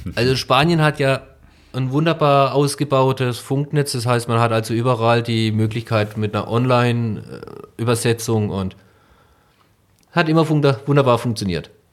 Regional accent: Breisgau, Baden-Württemberg, Germany; now in Neunkirchen-Seelscheid, Germany; ich komme ursprünglich aus dem Breisgau

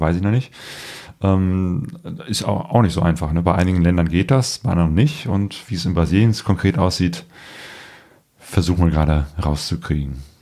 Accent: Germany; wir als Deutsche

